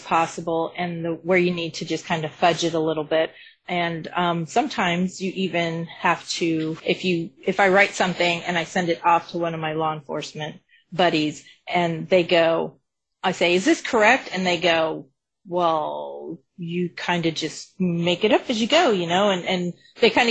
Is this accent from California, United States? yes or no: no; Colorado, United States; I'm from Colorado